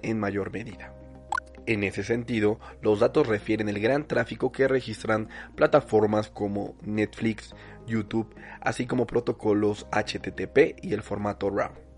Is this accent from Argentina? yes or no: no; Mexico